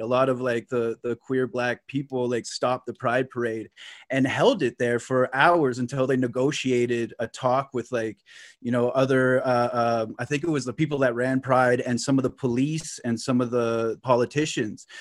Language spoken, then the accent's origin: English; Lake Nipissing, Ontario, Canada; I'm, I'm from Lake Nipissing. So, like, Nipissing is, like, just north of North Bay